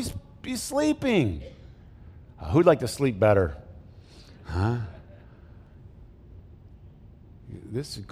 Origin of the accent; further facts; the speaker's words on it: Flint, Michigan, United States; I grew up in Flint